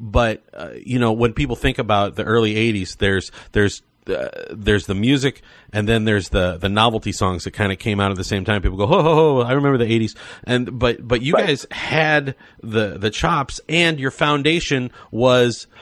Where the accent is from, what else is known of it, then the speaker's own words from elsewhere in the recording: St. Louis, Missouri, United States; I grew up in St. Louis